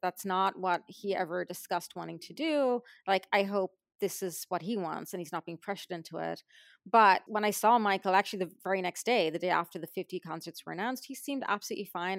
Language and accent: English; Ireland; now in Los Angeles, United States; I was from Ireland